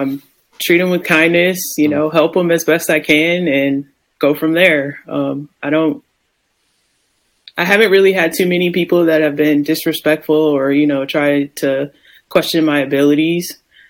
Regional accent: Ohio, United States; I was like, trust me, I'm from Ohio. Yeah. I know when it gets cold, man.

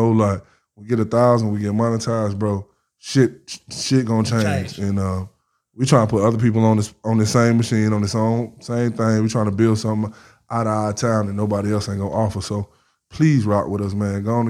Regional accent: Atlanta, Georgia, United States; now in Florence; Because I came from Atlanta, man. We so loud.

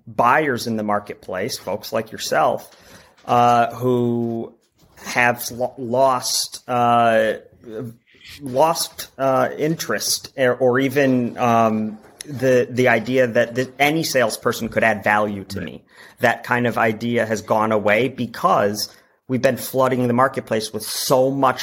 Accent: Wisconsin, United States; moved away as an adult; now in Chicago, United States; I'm originally from Wisconsin

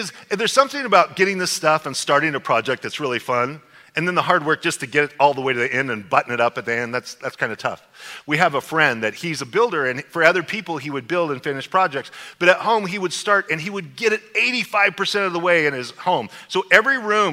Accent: Snake River, southern Idaho, United States; growing up on the Snake River my whole life

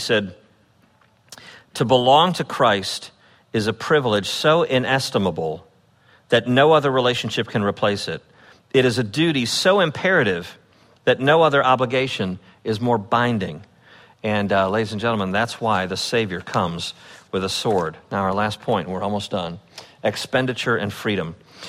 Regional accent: Chicago, Illinois, United States; when I grew up in the Chicago area, it was like an era of video games.

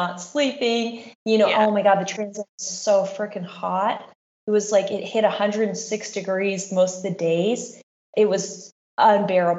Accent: Anchorage, Alaska, United States; my hometown, Anchorage, Alaska.

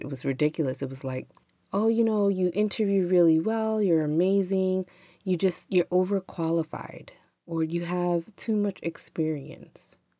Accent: the North, Northern United States, United States; I'm a Northerner

